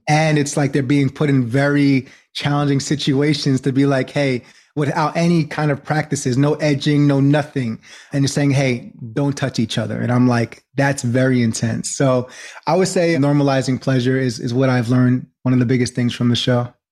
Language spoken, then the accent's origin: English; New York, United States; also born or lived in New Jersey; I'm originally from New York, born in Jersey, and just live between New York and New Jersey